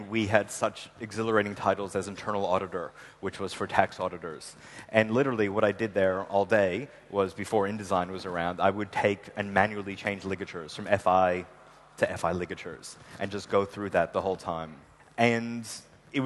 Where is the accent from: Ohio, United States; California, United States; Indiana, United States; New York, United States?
New York, United States; Long Island; I'm originally from Long Island, New York